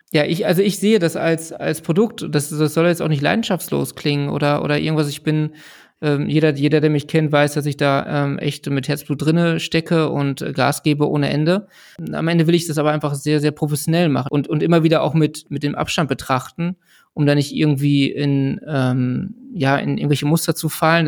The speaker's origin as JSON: {"language": "German", "area": "Ruhr area", "region": "North Rhine-Westphalia", "country": "Germany", "tie": "born or raised there", "said": "Ich selber bin auch im, im Ruhrgebiet geboren, groß geworden"}